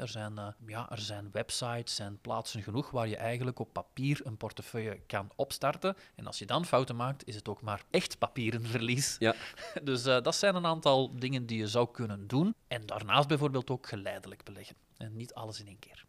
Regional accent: Flanders, Belgium; We zijn eerder geneigd om daarin te investeren, als Vlaming

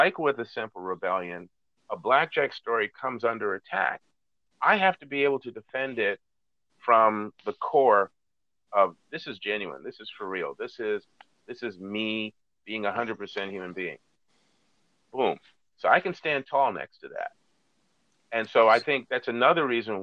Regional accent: United States; I am seen as the American

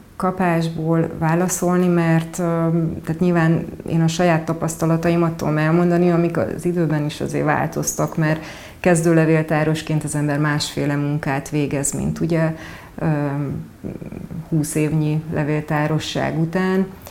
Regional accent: Odorheiu Secuiesc, Harghita County, Romania; moved away as an adult; also born or lived in Veszprém, Hungary / Pápa, Hungary; now in Budapest, Hungary; Székely udvarhely, ugyanis ott születtem, és egyetemista, egyet-, egyetemre jöttem, ö, ide Budapestre, tehát érettségi után kerültem Magyarországra

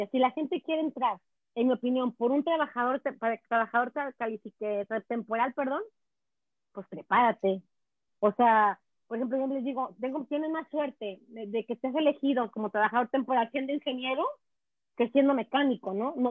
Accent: Quebec, Canada; Yo amo mi provincia, yo soy canadiense, pero yo tengo Quebec a todo en el corazón.

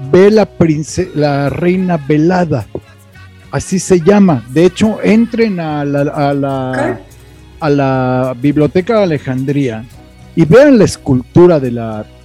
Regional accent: Mexico; como buenos machos mexicanos, estás borracho porque te dejó tu mujer

